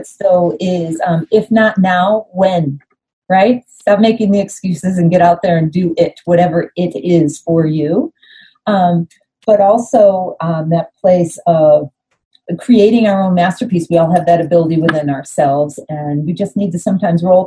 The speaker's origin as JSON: {"language": "English", "town": "Ellicottville", "region": "New York", "country": "United States", "tie": "born or raised there", "said": "I grew up in a little town in Western New York called Ellicottville"}